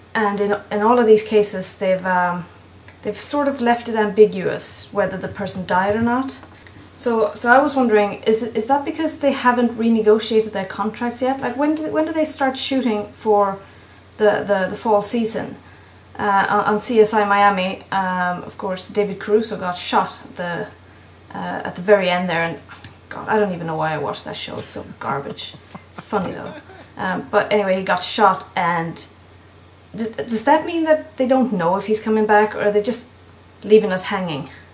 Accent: Sweden; from Sweden

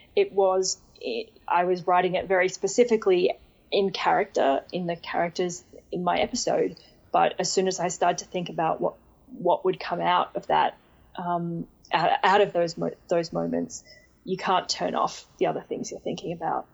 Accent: Australia; I'm, like, the second Australian then.

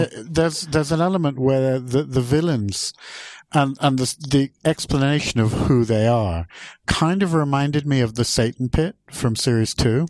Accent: England, United Kingdom; now in Sweden; I'm not originally Swedish. I'm actually English

